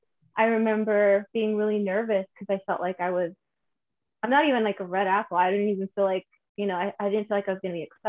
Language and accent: English; Santa Fe, New Mexico, United States; I was born and raised in Santa Fe, New Mexico, and I'm an actor.